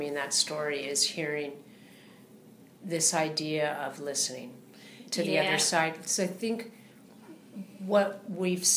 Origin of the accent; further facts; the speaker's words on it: United States; for me, as an American